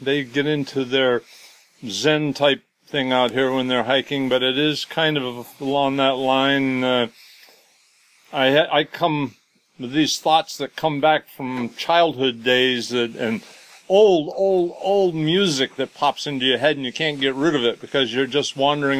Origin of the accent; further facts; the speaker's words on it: Rockland, Maine, United States; also born or lived in Connecticut; now in Mesa, United States; I was born up here in Maine and always lived out, always been out in the woods since I was a kid